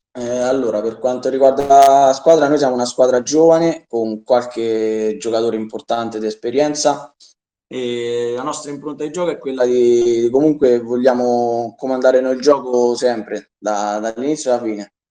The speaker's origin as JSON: {"language": "Italian", "town": "Soriano", "country": "Italy", "said": "è il mio paese"}